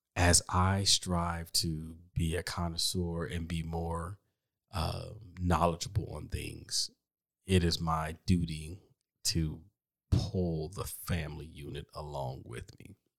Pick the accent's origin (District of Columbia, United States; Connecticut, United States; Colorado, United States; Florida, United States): District of Columbia, United States; Washington; also born or lived in Chicago; now in Texas, United States; I'm from D C